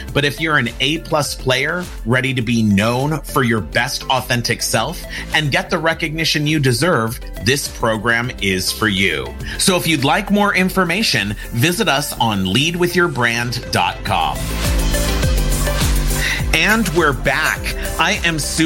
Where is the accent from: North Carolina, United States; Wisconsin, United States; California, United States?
California, United States; Los Angeles; I grew up on the Universal lot here in Hollywood, California.